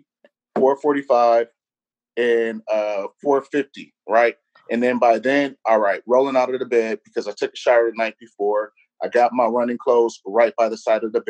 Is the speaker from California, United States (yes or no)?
yes; Los Angeles, California, United States; moved away as an adult; now in Houston, United States; I'm originally from Los Angeles, California. I've been living in Houston for the last 3 years